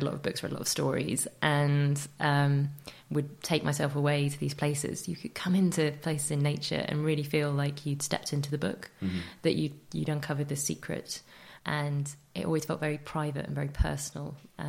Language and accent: English; Leicestershire, Coventry, East Midlands, United Kingdom; I grew up in the Midlands, Leicestershire, and then in Coventry